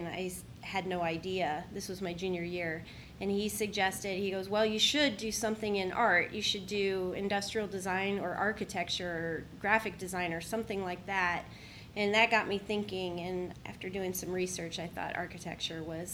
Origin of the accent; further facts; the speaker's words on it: Columbus, Ohio, United States; I grew up here in Columbus. Worthington High School is where I grew up, went to school.